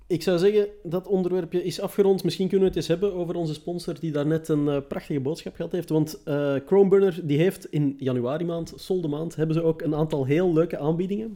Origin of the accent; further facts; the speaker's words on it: Netherlands; als Nederlander